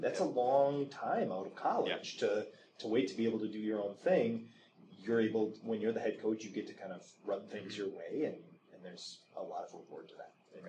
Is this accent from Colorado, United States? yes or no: no; Wisconsin, United States; now in Minnesota, United States; I'm from Wisconsin originally